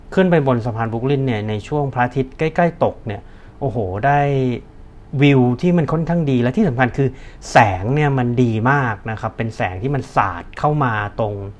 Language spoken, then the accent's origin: Thai; Bangkok, Thailand; คือผมมามาจากเป็นคนกรุงเทพ